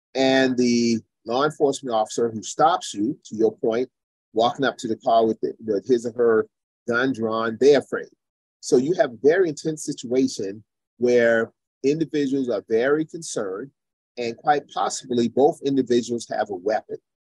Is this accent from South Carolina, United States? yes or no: yes; Charleston, South Carolina, United States; my hometown in Charleston, South Carolina